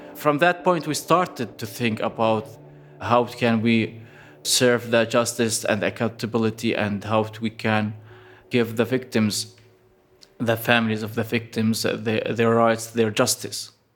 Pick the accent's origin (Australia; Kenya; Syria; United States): Syria; Aleppo, Aleppo Governorate; I am from Aleppo